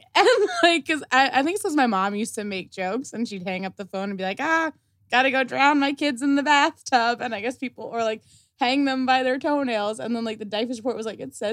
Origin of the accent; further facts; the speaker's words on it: Essex County, New Jersey, United States; also born or lived in Bergen County, New Jersey; I'm from Essex